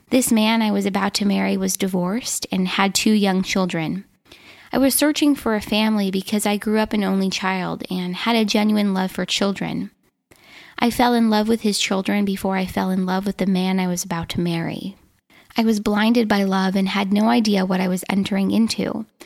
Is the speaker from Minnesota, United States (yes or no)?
yes; Minnesota, United States; born or raised there